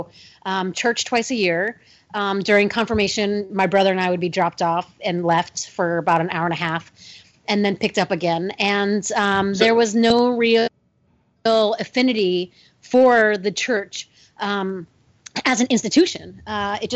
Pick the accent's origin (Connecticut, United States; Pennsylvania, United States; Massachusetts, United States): Connecticut, United States; Westport; also born or lived in Darien, Connecticut; I was raised in Westport